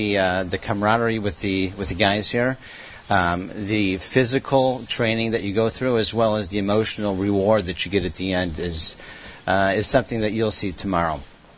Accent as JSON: {"language": "English", "town": "Detroit", "region": "Michigan", "country": "United States", "tie": "born or raised there", "said": "I was born in Detroit, and wow. I married someone from Detroit, and I continue to live there."}